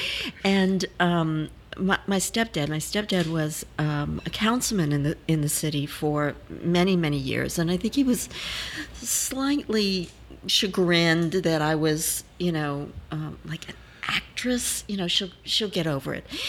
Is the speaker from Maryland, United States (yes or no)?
no; New Orleans, Louisiana, United States; I was born in New Orleans